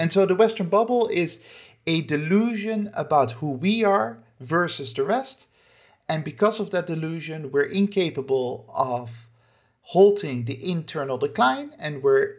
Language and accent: English; Netherlands; moved away as an adult; but I lived in too many countries, and for too many years I've been outside of my home country, the Netherlands, to feel patriotism or nationalism in that sense.